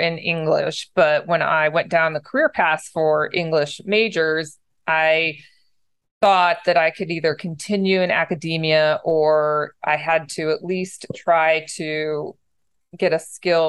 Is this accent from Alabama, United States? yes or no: no; San Diego, California, United States; also born or lived in upstate New York; So, dad was in the Navy in my younger years, and I grew up in San Diego, and then we moved to upstate New York when he got out of the Navy.